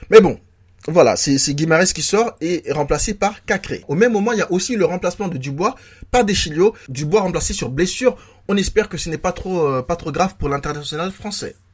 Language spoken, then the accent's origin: French; Lyon, Auvergne-Rhône-Alpes, France; Moi, j'aime beaucoup Benzema, bien évidemment aussi en tant que en tant que Lyonnais, c'est un ex joueur du club.